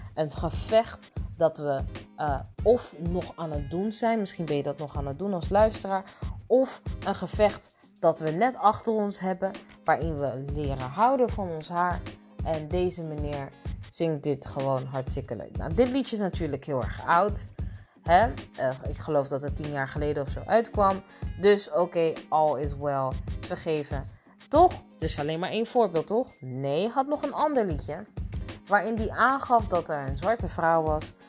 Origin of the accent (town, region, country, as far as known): Netherlands